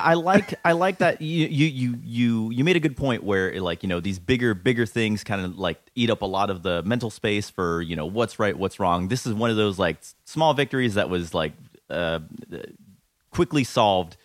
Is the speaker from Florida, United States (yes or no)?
yes; Orlando, Florida, United States; moved away as an adult; now in New York, United States; born and raised in Orlando. Uh, lived there for thirty years